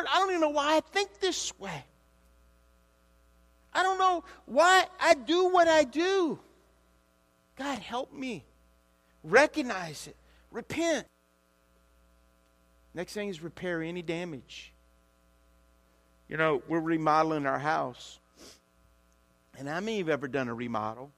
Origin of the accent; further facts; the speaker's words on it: Louisiana, United States; moved away; also born or lived in Olympia, Washington; I am from Louisiana